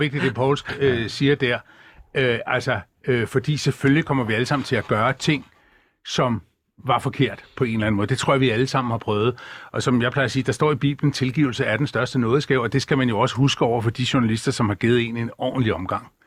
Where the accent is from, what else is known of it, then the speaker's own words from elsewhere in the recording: Bornholm, Capital Region of Denmark, Denmark; Jeg er født på Bornholm oprindeligt